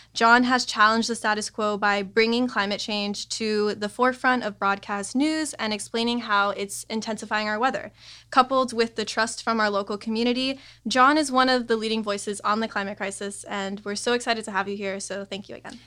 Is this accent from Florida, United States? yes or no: yes; Miami, Florida, United States; growing up in Miami